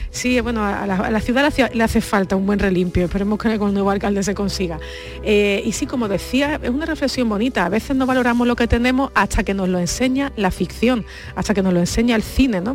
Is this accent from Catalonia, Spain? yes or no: no; Andalusia, Spain; los andaluces somos buenos lectores